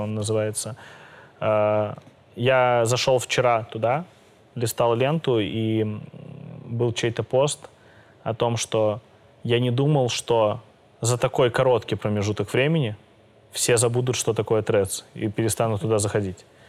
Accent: Belarus; я из Беларуси

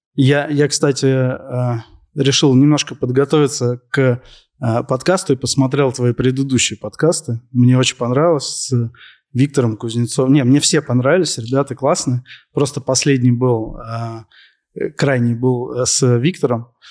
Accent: Moscow, Russia; я родился, вырос э, в Москве

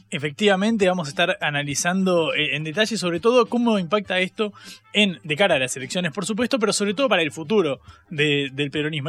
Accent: Argentina; los argentinos

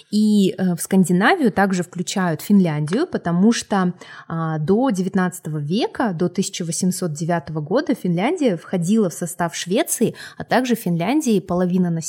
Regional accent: Republic of Karelia, Russia; born there; потому что я родилась в Карелии, а, вот, и выросла на корейских и скандинавских сказках.

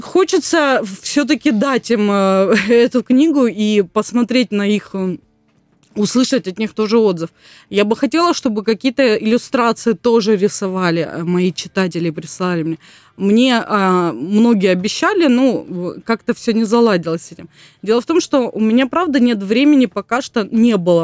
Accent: Gelendzhik, Krasnodar Krai, Russia; я сама родом из Геленджика

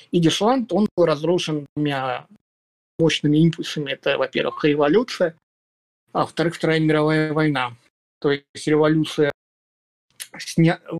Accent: Belarus; Потом уже, насколько я знаю, ехали из Украины, э, я из Беларуси.

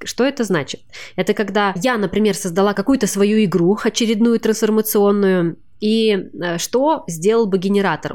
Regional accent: Kazakhstan; я из Казахстана

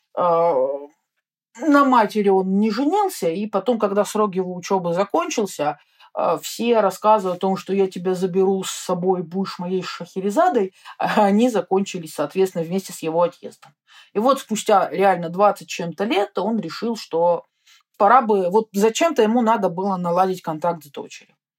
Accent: Russia; я из России, но это так далеко

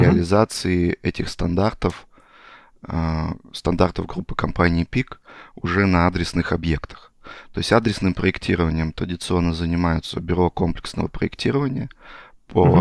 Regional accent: Chelyabinsk Oblast, Russia; moved away as an adult; also born or lived in Zlatoust; now in Moscow, Russia; я родом там с Челябинской области

